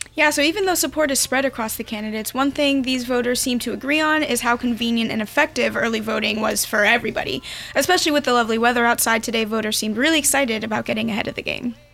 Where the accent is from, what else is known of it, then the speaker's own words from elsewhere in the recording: New Jersey, United States; moved away as an adult; now in Massachusetts, United States; I am in my home state, New Jersey